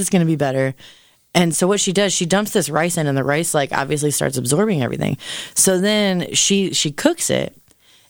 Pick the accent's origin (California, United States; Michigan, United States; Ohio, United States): Ohio, United States; Canton; I'm, in fact, from Canton, Ohio